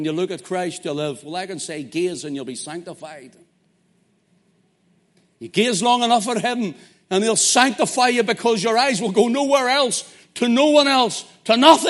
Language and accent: English; Belfast, Northern Ireland, United Kingdom; I'm from Belfast, so what do you think?